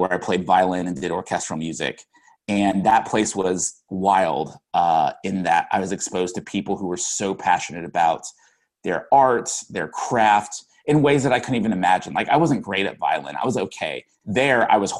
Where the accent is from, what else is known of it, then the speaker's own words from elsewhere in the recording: Sugar Land, Texas, United States; moved away; I grew up in Houston, cool. But a suburb of Houston actually called Sugar Land, Texas